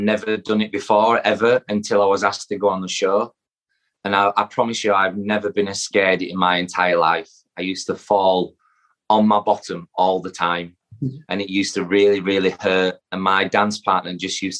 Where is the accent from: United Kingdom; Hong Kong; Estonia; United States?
United Kingdom; Yorkshire and the Humber; I'm a Yorkshire lad. All my family are from Yorkshire